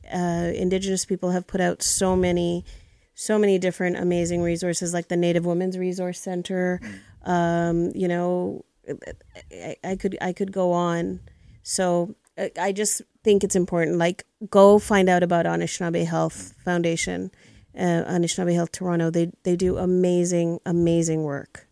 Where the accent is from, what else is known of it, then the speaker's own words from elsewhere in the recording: Tanzania; now in Canada; I was born in East Africa, came to Canada 43 years ago